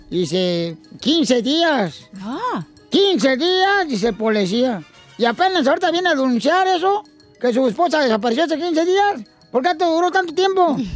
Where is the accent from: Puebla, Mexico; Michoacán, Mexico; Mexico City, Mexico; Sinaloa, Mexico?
Michoacán, Mexico; Oh, yo soy de Chaguay, Michoacán. Todos los Chaguay, Michoacán son perrones.